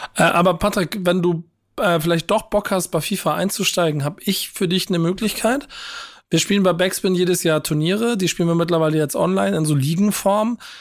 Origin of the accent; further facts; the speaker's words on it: Hamburg, Germany; hier als Hamburger